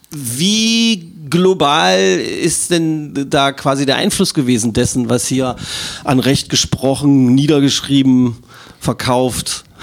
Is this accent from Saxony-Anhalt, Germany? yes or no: yes; Magdeburg, Saxony-Anhalt, Germany; bin ein Magdeburger Kind.